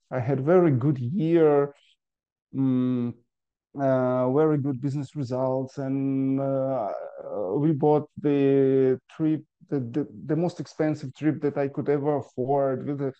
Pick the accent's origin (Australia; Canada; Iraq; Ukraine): Ukraine; I'm from Ukraine